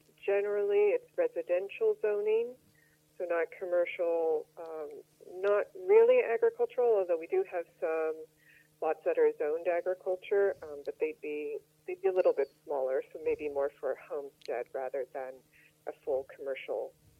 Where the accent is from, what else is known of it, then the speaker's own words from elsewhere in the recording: Chicago, Illinois, United States; accent: Midwestern; also born or lived in Los Angeles; now in New York, United States; Yes, I'm originally from Chicago. I've actually lived in all three major cities in the U.S., Chicago, L.A., and New York.